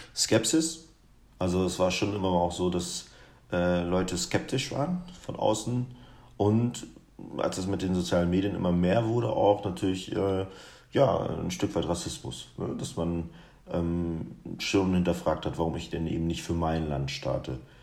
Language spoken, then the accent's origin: German; Guinea; moved away; aus meiner Heimat